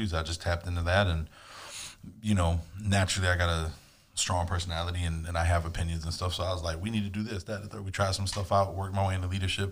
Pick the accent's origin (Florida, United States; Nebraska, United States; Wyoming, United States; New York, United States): Florida, United States; Miami Gardens; moved away as an adult; now in West Palm Beach, United States; I grew up in Carroll City, Miami, Florida